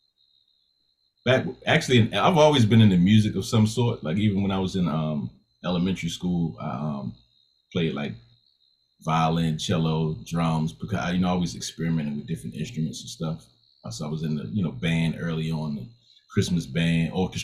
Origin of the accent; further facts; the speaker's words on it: Baltimore, Maryland, United States; moved away; also born or lived in Tennessee / Georgia; I'm from Baltimore